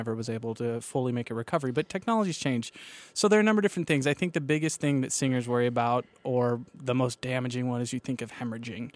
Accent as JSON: {"language": "English", "region": "Kansas", "country": "United States", "said": "I'm from Kansas"}